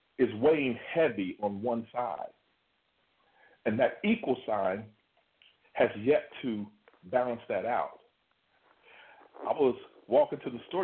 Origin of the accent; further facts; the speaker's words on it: Kentucky, United States; I'm from Kentucky